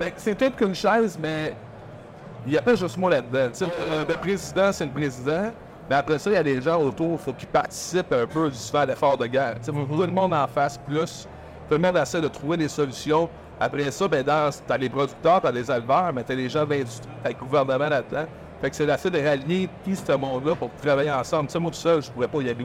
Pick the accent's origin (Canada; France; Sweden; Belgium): Canada; Rivière-du-Loup, Quebec; also born or lived in New Brunswick; now in Saint-Michel-de-Bellechasse, Canada; Je suis natif de la rivière du Loup